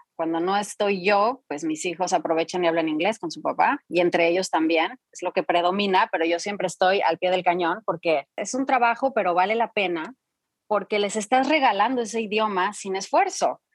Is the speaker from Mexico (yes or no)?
yes; Mexico; moved away as an adult; also born or lived in France; now in Dallas, United States; yo nací en Francia porque mi papá estaba estudiando en, aquella época allá, entonces fue un poco de casualidad, pero mis, mis padres hablaban francés, entonces cuando regresamos a, regresan a México